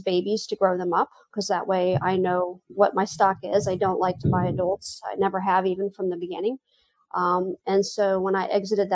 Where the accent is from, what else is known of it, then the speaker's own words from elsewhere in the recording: Central Florida, United States; also born or lived in Houston / California / Kwajalein, Marshall Islands / Dallas; I did most of my growing up in Central Florida.